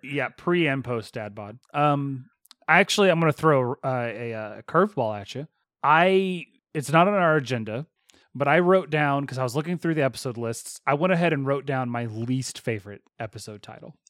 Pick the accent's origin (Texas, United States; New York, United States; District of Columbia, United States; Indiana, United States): Texas, United States; accent: Texas; My Texas accent